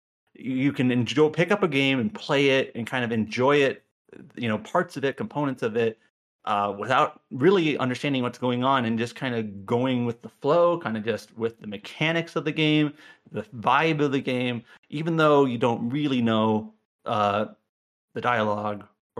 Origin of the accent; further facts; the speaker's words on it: United States; I'm an English-speaking American